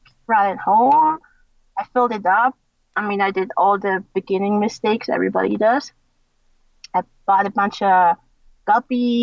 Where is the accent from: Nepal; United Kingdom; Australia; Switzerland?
Switzerland; moved away as an adult; now in United States; I was in Switzerland then, because I was born in Switzerland. I grew up in Switzerland.